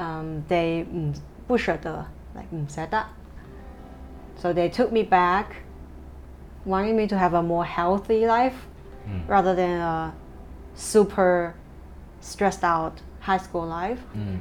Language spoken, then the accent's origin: English; southern China, China; English is a second language; moved away as an adult; also born or lived in Beijing; now in Hong Kong; or I wasn't a city girl growing up. My hometown is a tier 5 small city in the inland of China, but in the south China, southern China.